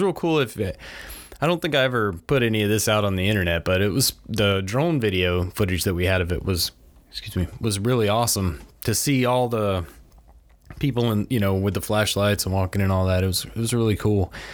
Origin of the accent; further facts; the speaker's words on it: Crestview, United States; this is my hometown